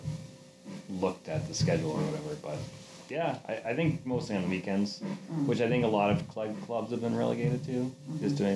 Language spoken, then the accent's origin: English; Upton, Massachusetts, United States; I grew up in Upton